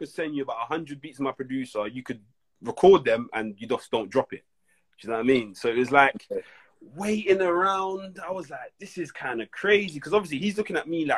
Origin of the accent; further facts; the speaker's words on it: London, United Kingdom; I'm from Brixton